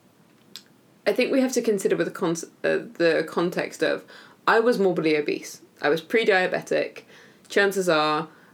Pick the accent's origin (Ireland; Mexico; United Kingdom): United Kingdom; I say that like I'm not British